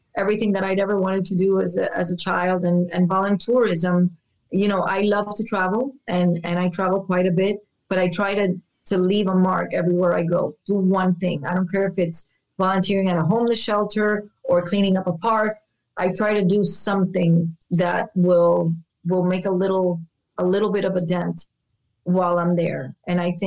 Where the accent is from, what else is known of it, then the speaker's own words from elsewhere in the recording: Miami, Florida, United States; born and raised in Miami, where we have no mountains.